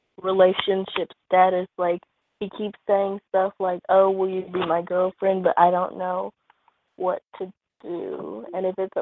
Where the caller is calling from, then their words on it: Texas, United States; I'm from Texas.